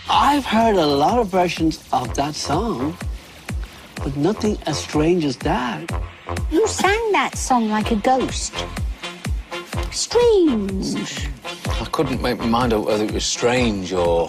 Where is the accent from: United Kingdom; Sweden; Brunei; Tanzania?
United Kingdom; London; I'm 19 and I'm from West London.